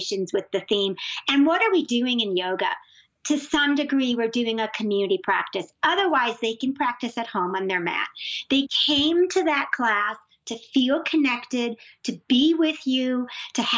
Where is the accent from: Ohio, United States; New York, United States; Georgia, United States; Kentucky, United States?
New York, United States; I'm also a New Yorker